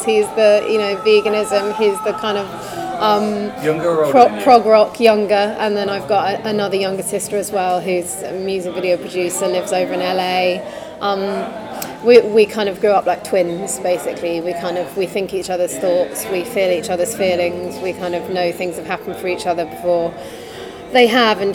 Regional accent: United Kingdom; also born or lived in Birmingham / San Francisco; now in London, United Kingdom; I grew up just outside London, was in Birmingham for a bit, in San Francisco for a bit

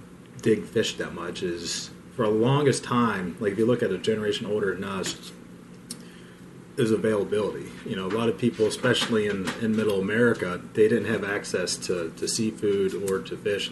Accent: Cincinnati, Ohio, United States; we grew up in Cincinnati

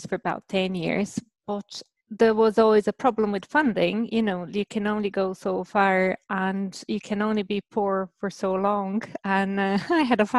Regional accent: Brazil; moved away as an adult; also born or lived in Germany / London, United Kingdom; now in Ireland; I was born in Brazil, and so I did my undergrad in between Brazil and Germany, and then I moved to the UK, to London

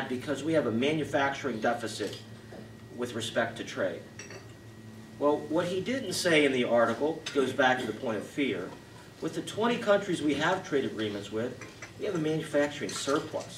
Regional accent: Ohio, United States; I come from Ohio

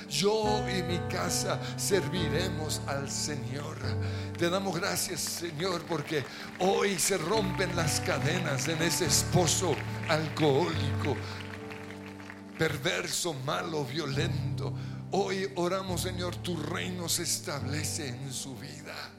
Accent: Colombia; Somos colombianos

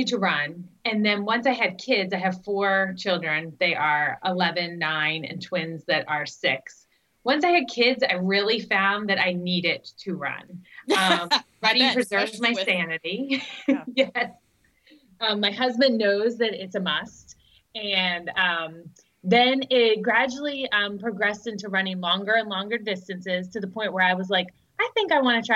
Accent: Maryland, United States; now in Virginia, United States; I grew up in Maryland

